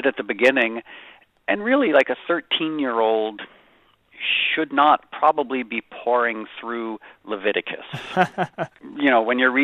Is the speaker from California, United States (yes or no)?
no; Connecticut, United States; moved away as an adult; also born or lived in Harlem, New York / New York; I was born in Harlem, and then I grew up poor white trash in Connecticut and moved back to New York in the late 80s